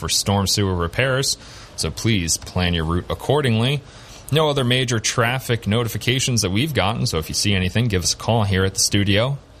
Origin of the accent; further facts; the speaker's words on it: Long Island, New York, United States; moved away as an adult; now in Southern Tier, New York, United States; I come from Long Island, where there are a lot of towns like Hop Hog and Ronkonkoma, Massapequa, that are a little tough to pronounce and very long, wordy names.